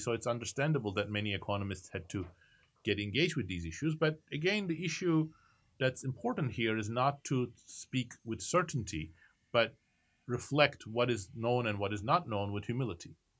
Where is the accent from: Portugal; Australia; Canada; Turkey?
Turkey; moved away; I was growing up in Turkey at the time